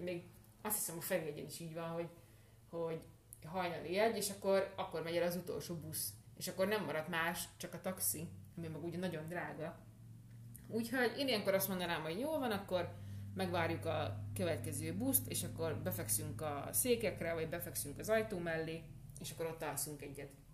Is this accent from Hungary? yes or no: yes; Hungary; Magyarországról jövünk